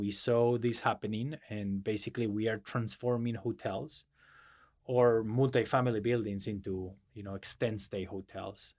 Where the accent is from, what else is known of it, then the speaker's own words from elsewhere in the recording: Madrid, Community of Madrid, Spain; English is a second language; moved away; I was born and raised in Madrid